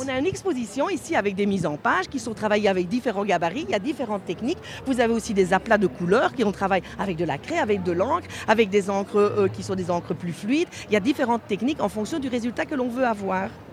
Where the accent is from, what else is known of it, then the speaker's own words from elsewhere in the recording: Belgium; chez nous en Belgique